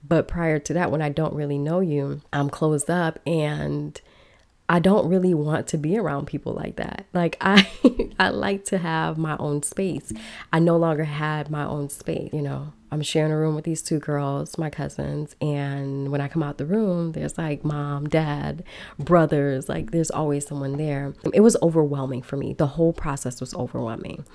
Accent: Chicago, Illinois, United States; also born or lived in Miami / Minneapolis / Los Angeles; now in Belize; I grew up in Chicago, a big city

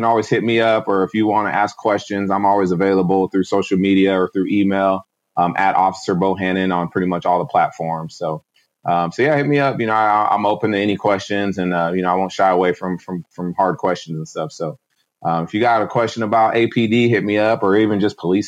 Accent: Washington, United States; moved away as an adult; now in Austin, United States; born and raised in Washington

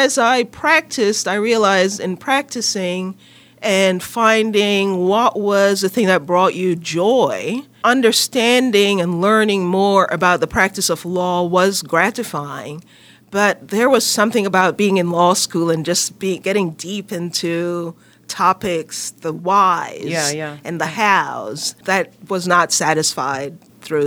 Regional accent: Jamaica; moved away as an adult; now in United States; I'm Jamaican, grew up in Jamaica, went to university in Jamaica, as we call it, you call it college, before coming to the U.S.

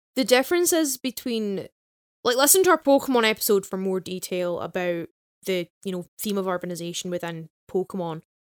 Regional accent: Glasgow, Scotland, United Kingdom; we're Glaswegian

